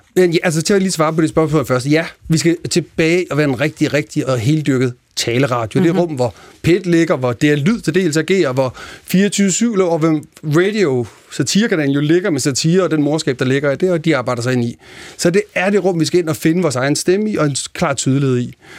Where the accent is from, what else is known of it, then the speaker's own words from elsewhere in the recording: Denmark; moved away as an adult; also born or lived in Copenhagen; jeg voksede op i Jylland i 80'erne